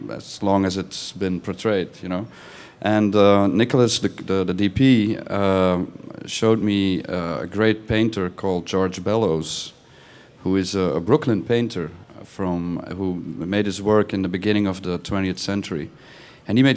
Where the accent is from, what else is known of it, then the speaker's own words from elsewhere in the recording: Belgium; I'm from Belgium